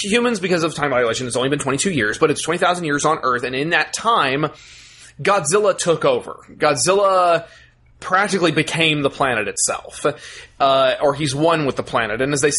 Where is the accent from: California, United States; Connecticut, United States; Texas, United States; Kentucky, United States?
Texas, United States; We're from Texas.